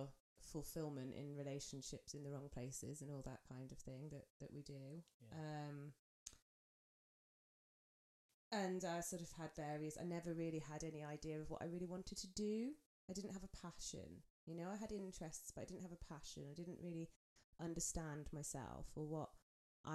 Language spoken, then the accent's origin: English; Swindon, South West England, United Kingdom; also born or lived in Cotswolds; now in Cumbria, United Kingdom; I was born in the Cotswolds, well, Swindon actually, technically not the Cotswolds, but we don't talk about that. I lived in the Cotswolds. And my childhood was okay